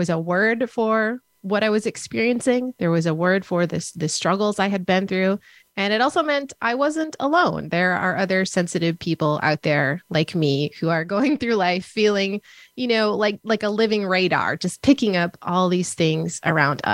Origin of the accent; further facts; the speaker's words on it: Minnesota, United States; I grew up in Minnesota